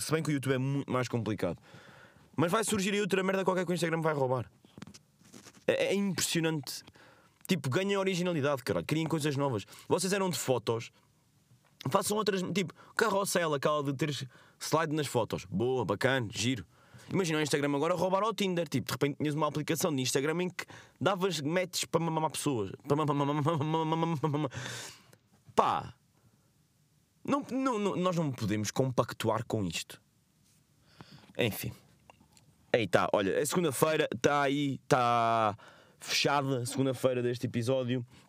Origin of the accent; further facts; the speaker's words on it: Covilhã, Centro, Portugal; da Covilhã, que é de onde eu sou